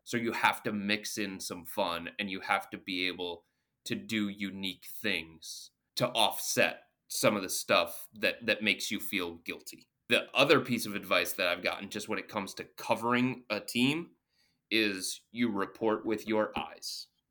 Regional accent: Cleveland, Ohio, United States; I was born and raised in the Cleveland area

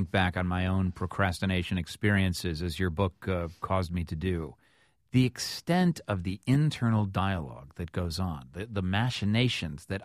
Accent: Augusta, Georgia, United States; I'm from Augusta, Georgia.

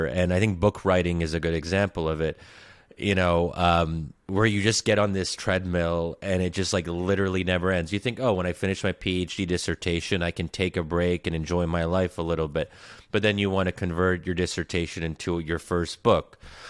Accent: Bryn Mawr, Pennsylvania, United States; including where I grew up in Bryn Mawr, Pennsylvania

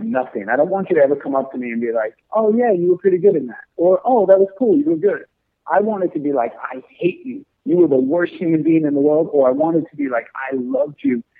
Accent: New York City, New York, United States; growing up in New York City

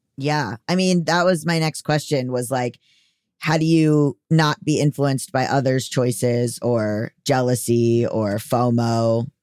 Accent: Fort Lauderdale, Florida, United States; from Florida

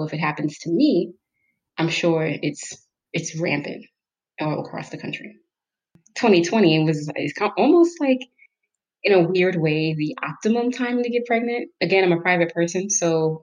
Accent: New York, United States; moved away as an adult; also born or lived in Jamaica / Detroit area, United States; now in Detroit, United States; I grew up in New York

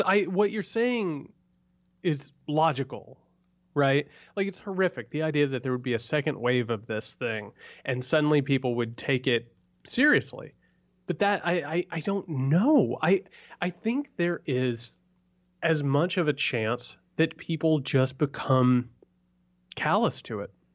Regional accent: rural Indiana, United States; moved away; I come from rural Indiana

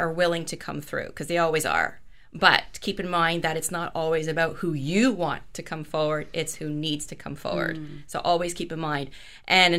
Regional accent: Scotland, United Kingdom; me being Scottish

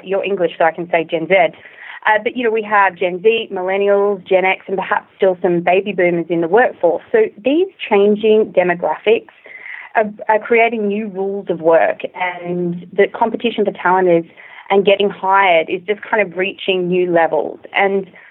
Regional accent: Australia; accent: Australian; moved away as an adult; also born or lived in China / Singapore; now in San Francisco, United States; If you haven't already guessed from my accent, I'm originally from Australia

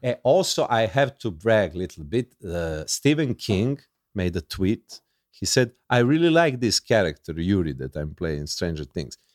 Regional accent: Serbia; English is a second language; I'm from Yugoslavia

